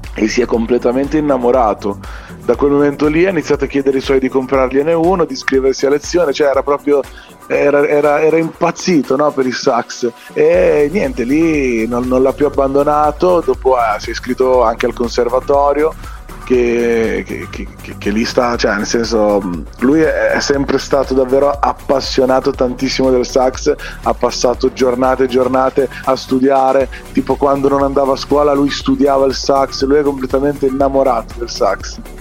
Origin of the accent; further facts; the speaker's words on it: province of Bologna, Emilia-Romagna, Italy; nel mio paese, che è qua in provincia di Bologna